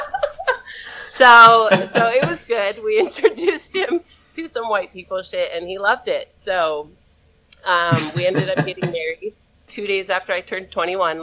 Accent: Utah, United States; And I'm from Utah.

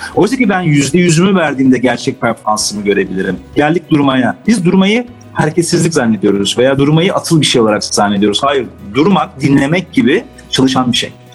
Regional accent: Istanbul, Turkey; Ben Beyoğlu'nda büyüdüm.

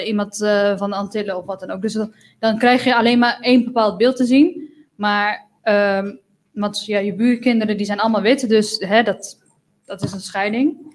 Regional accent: Netherlands; als je hier geboren bent, ik ben dan ook Europees. Ik ben ook een Nederlander.

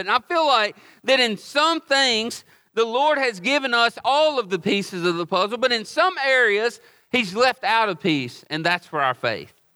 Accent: Oxford, United States; also born or lived in Hawaii; I was born and raised here in Oxford

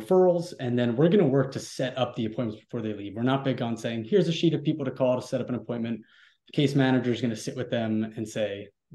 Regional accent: New York, United States; moved away as an adult; now in Texas, United States; I grew up in New York, but on a boardwalk

